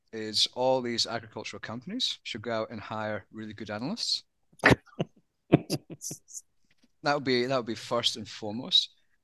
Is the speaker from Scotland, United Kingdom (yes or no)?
yes; Scotland, United Kingdom; accent: Australian; but as a Scotsman, many people don't realize I'm Scottish. With my Aussie accent.